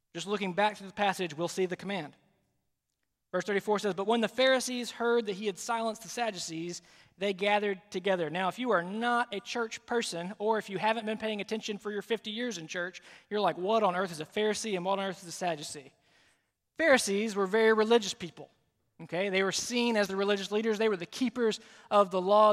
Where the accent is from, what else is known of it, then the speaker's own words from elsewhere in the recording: Alabama, United States; now in South Carolina, United States; I'm from Alabama originally